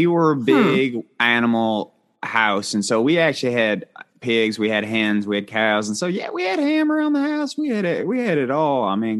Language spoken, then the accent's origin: English; the South, United States; I'm from the South. I love saying y'all.